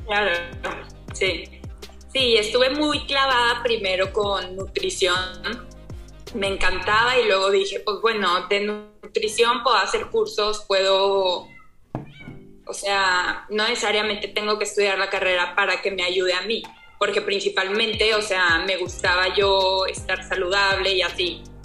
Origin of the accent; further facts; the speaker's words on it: Torreón, Coahuila, Mexico; soy de Torreón, Coahuila.